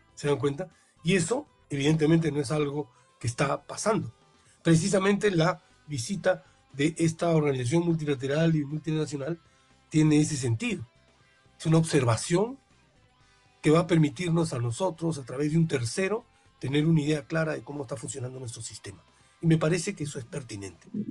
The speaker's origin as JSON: {"language": "Spanish", "country": "Peru", "said": "nuestro país"}